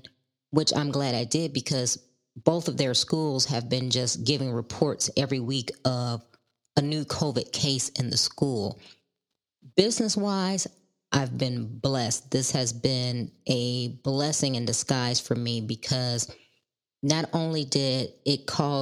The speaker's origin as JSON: {"language": "English", "town": "Chicago", "region": "Illinois", "country": "United States", "tie": "born or raised there", "said": "I was born and raised in Chicago"}